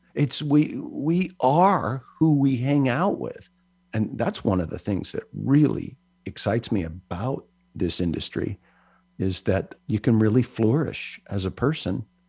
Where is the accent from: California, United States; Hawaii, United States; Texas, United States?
Hawaii, United States; also born or lived in Philippines; growing up in Hawaii